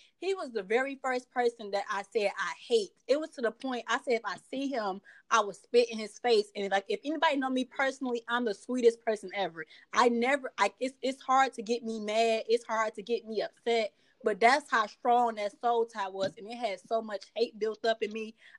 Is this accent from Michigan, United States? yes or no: yes; Detroit, Michigan, United States; I'm from Detroit.